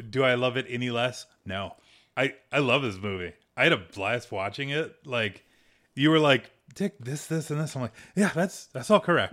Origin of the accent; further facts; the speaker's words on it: United States; We're from America